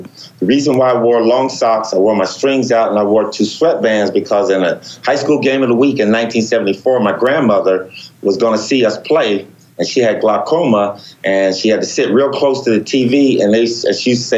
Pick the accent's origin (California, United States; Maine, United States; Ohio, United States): California, United States; Los Angeles; growing up in Los Angeles